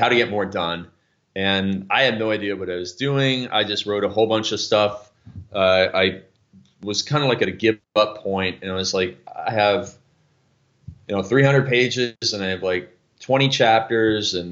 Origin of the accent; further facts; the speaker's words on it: Canada; I'm Canadian